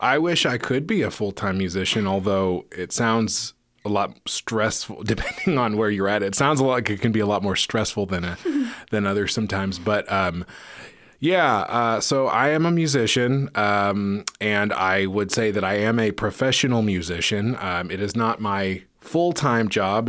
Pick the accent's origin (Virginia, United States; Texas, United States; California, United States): California, United States; Menlo Park; moved away; I grew up in a city called Menlo Park, which is in the peninsula